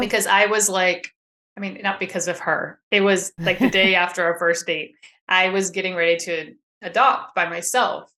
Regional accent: Sacramento, California, United States; I am from Sacramento, California area

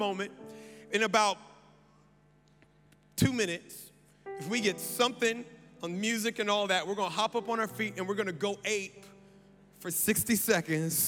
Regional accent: United States; I am American

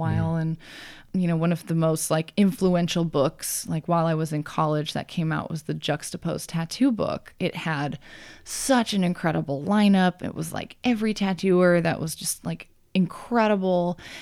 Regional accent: Grand Junction, Colorado, United States; also born or lived in Montana; now in Portland, United States; I'm from Colorado

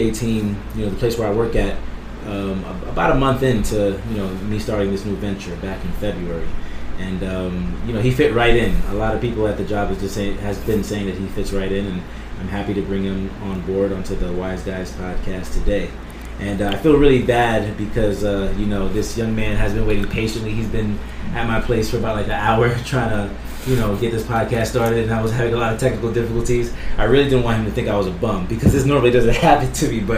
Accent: New York City, New York, United States; moved away; also born or lived in Brooklyn; I was born in Brooklyn, but I was raised in Queens

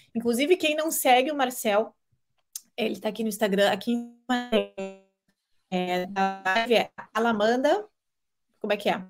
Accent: Curitiba, Paraná, Brazil; Eu sou curitibana

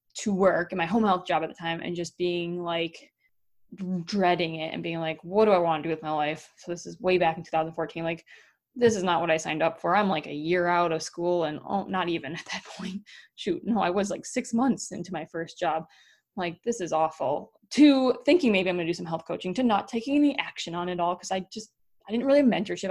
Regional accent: Wisconsin, United States; moved away; also born or lived in North Dakota; Wisconsin, my home state

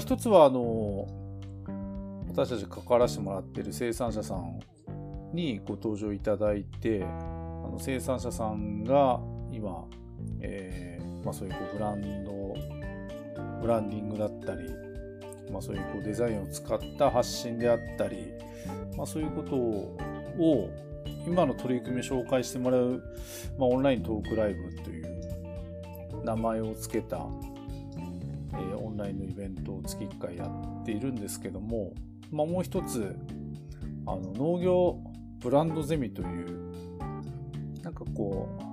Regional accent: Tokachi, Hokkaido, Japan; 僕らの地元の十勝

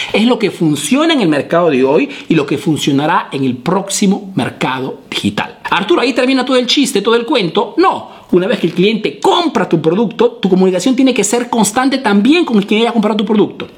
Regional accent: Peru; now in Italy; soy un emprendedor peruano que radica, vive aquí en Italia

